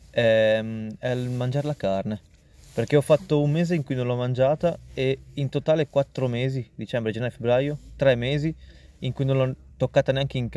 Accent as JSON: {"language": "Italian", "country": "India", "said": "non mangio carne rossa, eh, ma non per una questione di sono indiano, eccetera."}